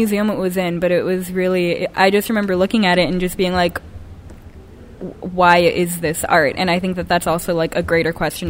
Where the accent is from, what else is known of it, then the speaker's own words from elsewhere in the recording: North Andover, Massachusetts, United States; moved away as an adult; now in New York, United States; I'm from 20 minutes like north of Boston, North Andover area.